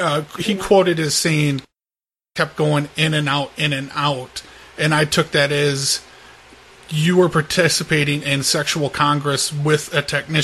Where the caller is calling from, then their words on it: Seattle, Washington, United States; I'm calling from Seattle, Washington.